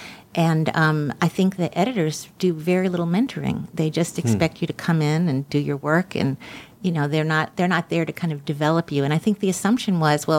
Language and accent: English; Birmingham, Alabama, United States; moved away as an adult; I was from Birmingham, I wanted to go back to where I was from